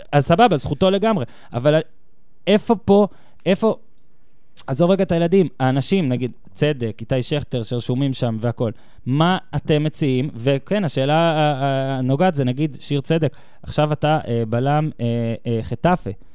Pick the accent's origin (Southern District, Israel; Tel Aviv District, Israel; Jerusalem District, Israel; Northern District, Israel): Northern District, Israel; moved away as an adult; also born or lived in central Israel; גדלתי בצפון